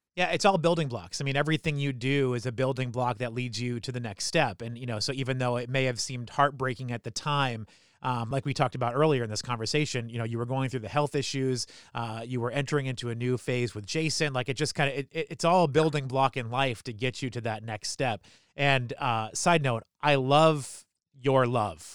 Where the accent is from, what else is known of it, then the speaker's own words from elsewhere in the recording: New Hampshire, United States; moved away as an adult; also born or lived in Philadelphia / Washington, D.C. / Baltimore; I grew up in New Hampshire